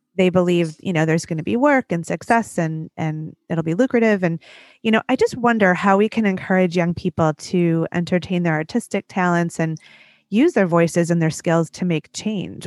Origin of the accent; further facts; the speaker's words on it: Detroit, Michigan, United States; my hometown of Detroit